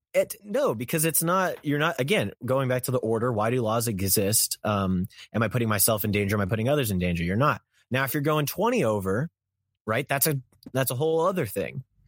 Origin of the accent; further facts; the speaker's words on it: Kansas, United States; I'm from Kansas, and the streets in Kansas are a bit slow